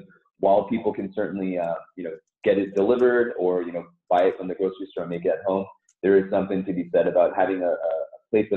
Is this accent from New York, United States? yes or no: no; Southern California, United States; also born or lived in Seoul, South Korea; I grew up in Southern California, but was originally born in Seoul in South Korea. So I immigrated with my parents in the early 80s